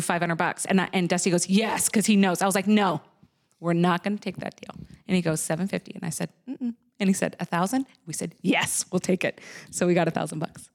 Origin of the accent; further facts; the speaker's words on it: Nova Scotia, Canada; now in United States; I was born in Nova Scotia.